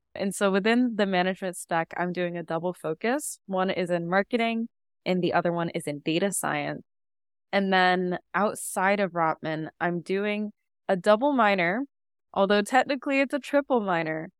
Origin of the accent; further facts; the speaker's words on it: Seattle, Washington, United States; moved away as an adult; now in Toronto, Canada; I grew up in Seattle, and that's where I spent literally my entire life